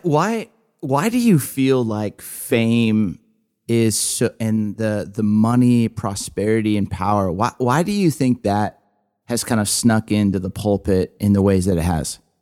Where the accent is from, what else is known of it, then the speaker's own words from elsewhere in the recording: Southern California, United States; I grew up in Southern California